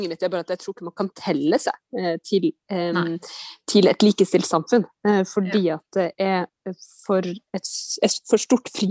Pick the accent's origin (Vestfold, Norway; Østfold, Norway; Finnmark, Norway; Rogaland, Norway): Vestfold, Norway; Nøtterøy; Jeg har vokst opp eh, på Nøtterøya mm, mm. i Vestfold.